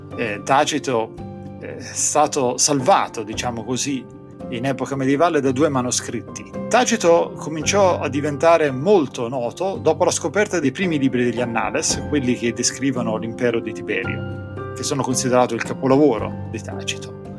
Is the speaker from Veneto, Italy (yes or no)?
no; Corinaldo, Marche, Italy; moved away as an adult; also born or lived in Knoxville, Tennessee; now in Tennessee, United States; Io sono cresciuto nelle Marche